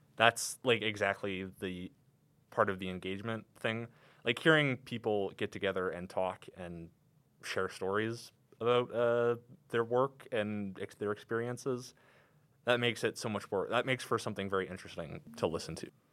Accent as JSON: {"language": "English", "town": "Calgary", "region": "Alberta", "country": "Canada", "tie": "born or raised there", "said": "I'm from here in Calgary, you know. I've never, never lived anywhere else but here"}